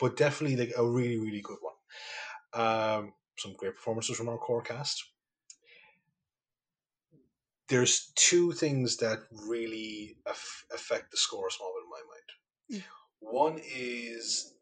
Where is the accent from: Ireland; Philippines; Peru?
Ireland; County Kerry; moved away; I go home to Kerry